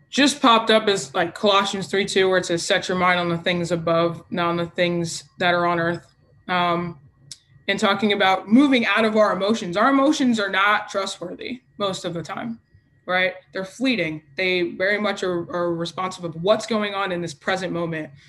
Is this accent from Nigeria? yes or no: yes; Nigeria; I'm Nigerian. We are passionate people.